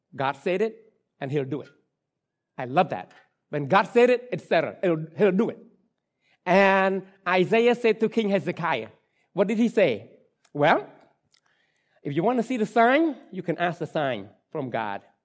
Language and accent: English; Cambodia; English is a second language; moved away; English, uh, language is not my, my, my mother tongue. I was born and raised in Cambodia